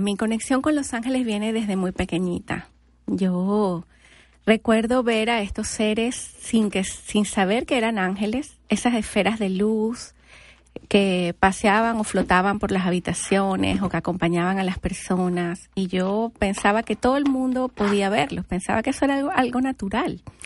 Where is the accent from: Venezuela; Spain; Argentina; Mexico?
Venezuela; moved away as an adult; now in United States; soy venezolana